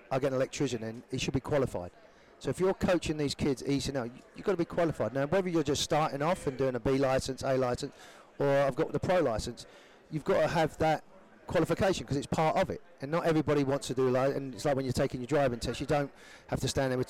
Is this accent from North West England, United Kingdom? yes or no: no; London, United Kingdom; accent: Cockney; thing they find with me is my accent. Being a Cockney, they, they, they find